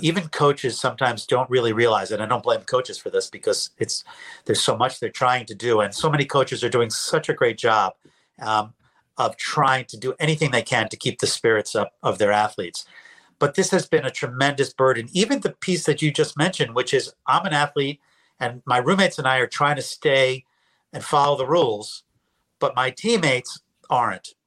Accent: New York, United States; moved away as an adult; also born or lived in Philadelphia, Pennsylvania; I'm a New Yorker. I came down to Temple uh, University to get my PhD in clinical psych.

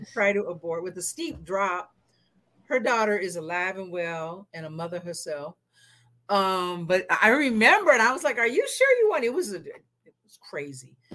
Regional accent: the Northwest, Pacific Northwest, United States; I'm from the Northwest, so my parents' marriage wasn't illegal

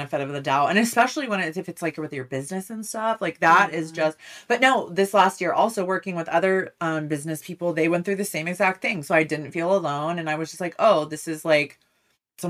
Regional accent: California, United States; I am Californian. You know, I love it here beyond. Like, you know, I'm so grateful to be born and raised here.

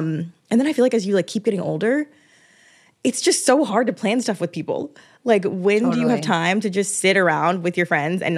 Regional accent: Georgia, United States; now in New York, United States; Like I don't have a lot of my close relationships here in New York. Like I'm from Georgia.

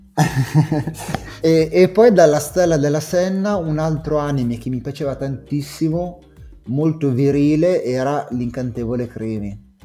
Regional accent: Italy; ero italiano

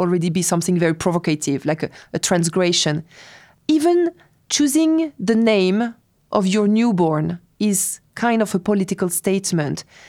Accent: France; moved away as an adult; also born or lived in Tehran, Iran; I was raised in France

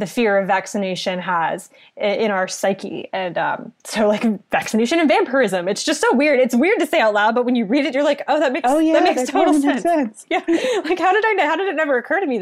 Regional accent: southeastern Virginia, United States; moved away; back home to where I grew up in southeastern Virginia

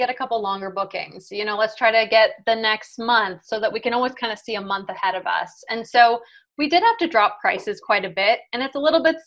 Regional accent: Jamaica; I was born in Jamaica

